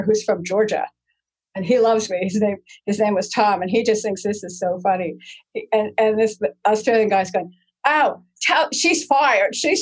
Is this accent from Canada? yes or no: yes; Canada